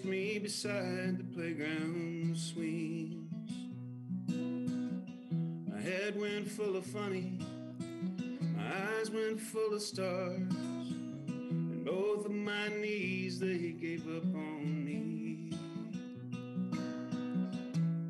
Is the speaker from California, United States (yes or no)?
no; Lexington, Kentucky, United States; I grew up in Lexington, Kentucky, on St. Matilda Drive